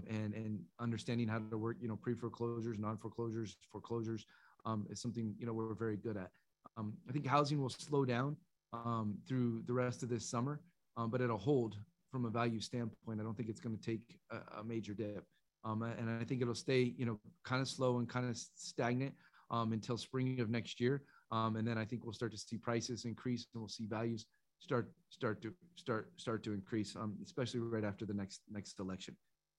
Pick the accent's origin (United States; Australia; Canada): Canada; I'm a Canadian investor and they should be aware of taxes.